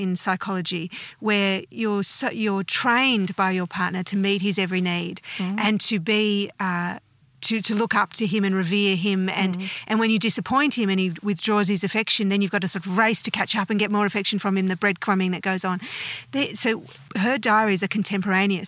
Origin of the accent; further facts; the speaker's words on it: Australia; also born or lived in United States; I have never thought of myself as anything other than Australian.